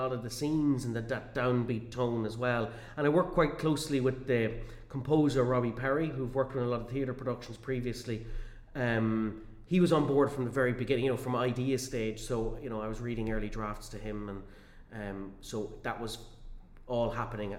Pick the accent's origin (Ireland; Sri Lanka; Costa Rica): Ireland; Cavan, Ulster; my hometown, in my home county